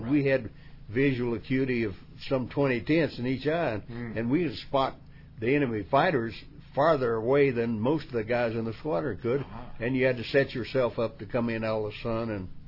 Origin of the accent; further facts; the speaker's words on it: West Virginia, United States; you have to realize where you come from. Like West Virginia was a place where right. everything was face value.